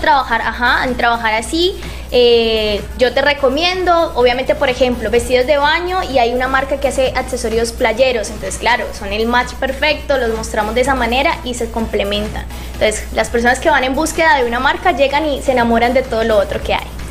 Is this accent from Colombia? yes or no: yes; Palmira, Valle del Cauca, Colombia; yo soy de Palmira